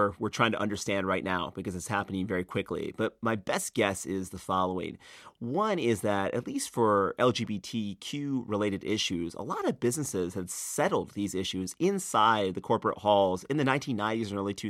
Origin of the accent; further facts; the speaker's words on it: North Carolina, United States; when I told people I was from North Carolina, they'd ask me what I thought about HB 2.